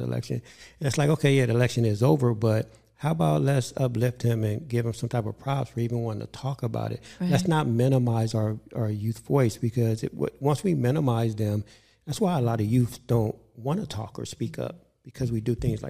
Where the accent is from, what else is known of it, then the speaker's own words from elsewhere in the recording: Inglewood, California, United States; I grew up with Dwayne in Inglewood